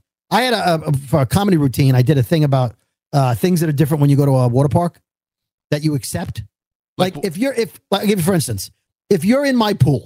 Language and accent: English; New York City, New York, United States; we grew up in Brooklyn